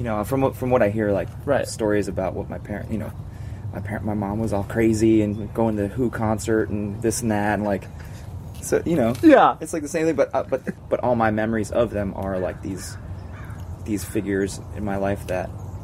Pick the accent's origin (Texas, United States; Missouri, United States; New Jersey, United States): New Jersey, United States; Englewood; born there; I was born in Englewood, New Jersey.